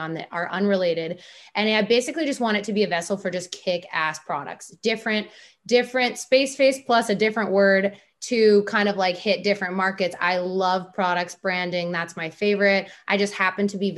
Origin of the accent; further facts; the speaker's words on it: Minnesota, United States; we're from the Minnesota